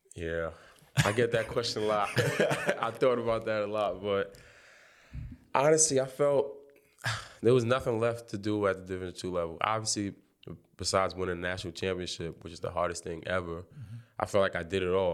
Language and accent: English; New York City, New York, United States; Brownsville, I'm from Brownsville.